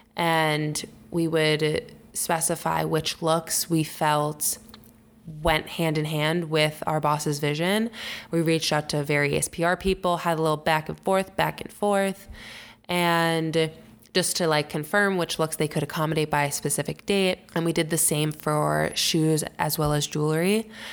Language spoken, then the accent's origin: English; Long Island, New York, United States; also born or lived in Syracuse, United States; now in New York City, United States; I grew up on Long Island